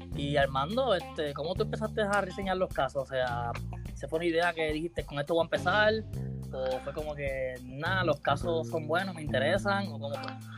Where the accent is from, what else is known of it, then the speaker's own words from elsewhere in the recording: Caguas, Puerto Rico; yo soy de Cagua